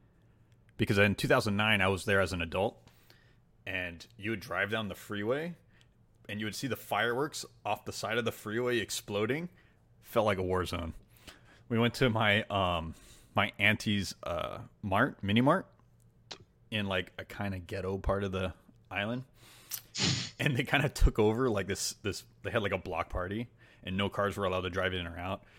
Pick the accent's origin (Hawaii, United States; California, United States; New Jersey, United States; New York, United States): Hawaii, United States; moved away; growing up in Hawaii, fireworks were legal